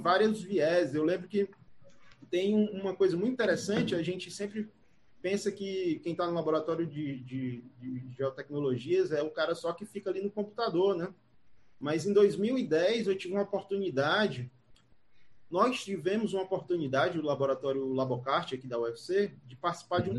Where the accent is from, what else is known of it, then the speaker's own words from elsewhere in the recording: Jaguaribe, Ceará, Brazil; eu sou daqui do, do Ceará, eu sou de uma cidade, eu nasci em Jaguaribe